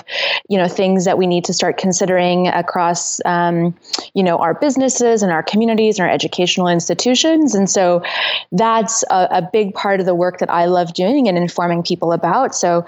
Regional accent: northern Saskatchewan, Canada; growing up in Saskatchewan

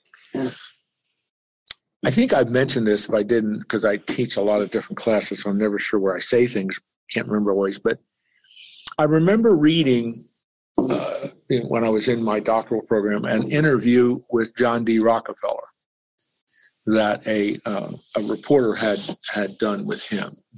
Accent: Lancaster, Pennsylvania, United States; The library I grew up with back in Lancaster, Pennsylvania, was built by Andrew Carnegie.

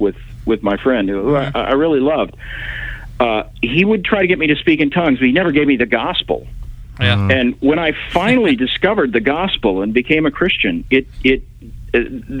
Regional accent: Tulsa, Oklahoma, United States; I grew up in Tulsa, Oklahoma.

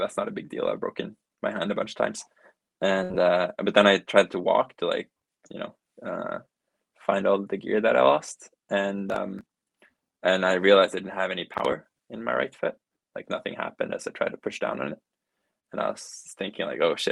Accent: Norway; I'm from Norway.

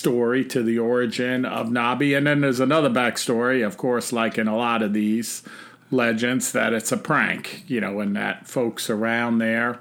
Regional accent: North Carolina, United States; my home state of North Carolina

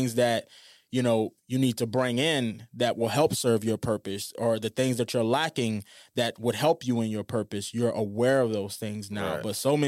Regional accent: New Orleans, Louisiana, United States; I remember when I was growing up in New Orleans, there was this guy named Ronald that worked at McDonald's.

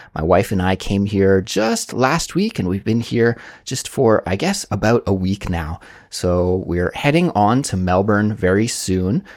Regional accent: Canada; moved away as an adult; now in South Korea; I was lucky enough to grow up in an area of Canada where many, many people had backyard swimming pools

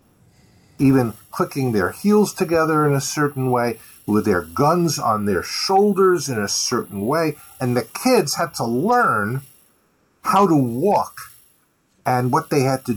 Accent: Long Island, New York, United States; I grew up on Long Island

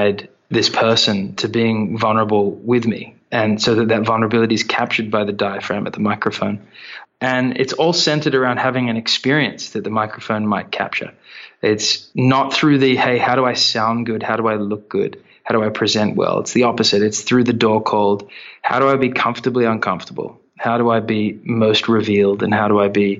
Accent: Australia; we're Australian

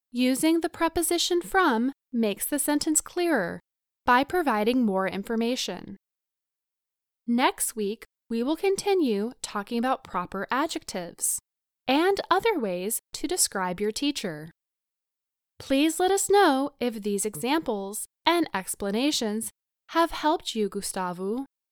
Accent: United States; I am an English teacher. I teach English, but I am not from England. I am from the U S

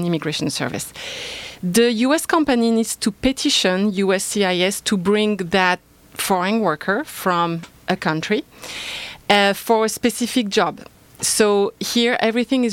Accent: France; accent: French; English is a second language; moved away as an adult; I am originally from France, so an immigrant myself.

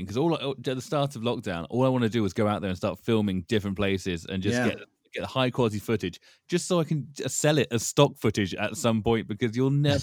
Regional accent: London, United Kingdom; being a Londoner

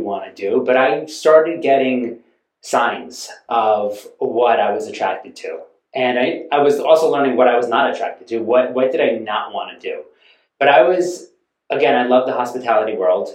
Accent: Westchester, New York, United States; I grew up in Westchester, New York

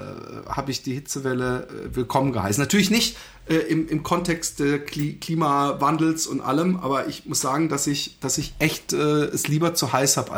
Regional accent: Allgäu, Bavaria, Germany; ich komme ja aus dem Allgäu

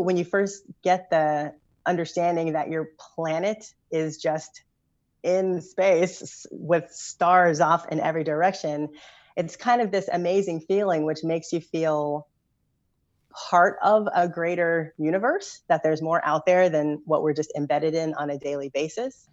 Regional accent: Louisville, Kentucky, United States; I grew up in Louisville, Kentucky

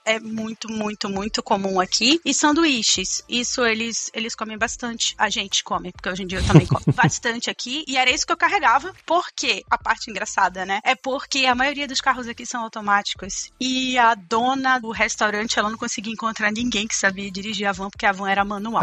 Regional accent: Manaus, Amazonas, Brazil; moved away as an adult; also born or lived in Auckland, New Zealand; now in New Zealand; eu sou de Manaus, Amazonas, sempre morei em Manaus

